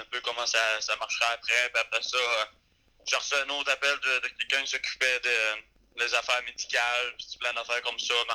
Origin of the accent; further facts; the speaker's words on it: Gaspésie, Quebec, Canada; moved away; chez nous en Gaspésie